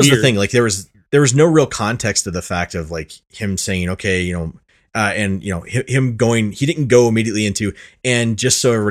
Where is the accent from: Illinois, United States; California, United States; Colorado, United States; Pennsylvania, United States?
Illinois, United States; I'm from I'm Illinois.